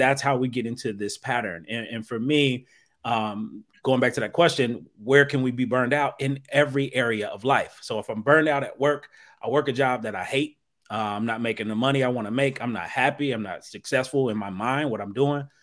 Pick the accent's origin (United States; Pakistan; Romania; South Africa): United States; Dayton, Ohio; now in New Jersey, United States; I'm originally from Dayton, Ohio